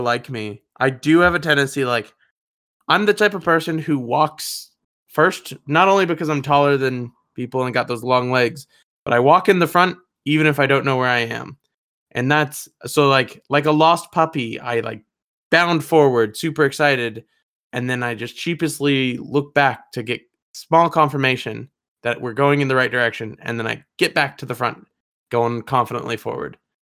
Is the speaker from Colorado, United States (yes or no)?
yes; Denver, Colorado, United States; I'm from Denver, Colorado